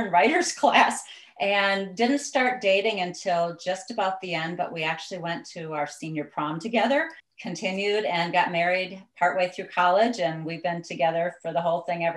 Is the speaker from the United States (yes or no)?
yes; Southeast Wisconsin, United States; moved away as an adult; also born or lived in Galveston, Texas; now in Washington State, United States; I am originally from Southeast Wisconsin, along Lake Michigan. And so I grew up in the Midwest